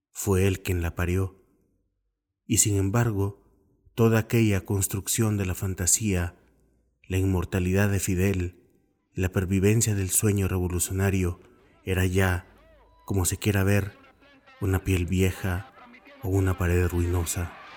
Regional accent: Guatemala; Vengo de Guatemala, uno de esos países que fueron paraísos de la ultraderecha militarista y que la Guerra Fría unió karmáticamente

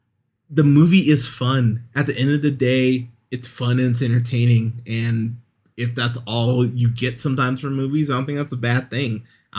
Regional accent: Pismo Beach, California, United States; I remember growing up in Pismo Beach in California, going to a couple street races right around a year after this movie came out

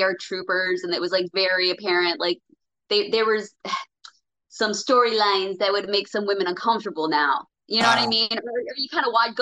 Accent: Los Angeles County, Southern California, United States; I grew up in Southern California, and in Los Angeles County

